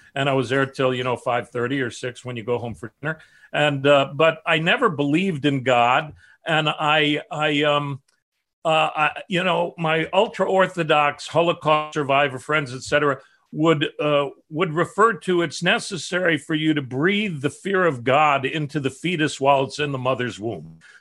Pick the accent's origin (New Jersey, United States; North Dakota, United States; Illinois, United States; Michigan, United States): Illinois, United States; Chicago; my family, south side of Chicago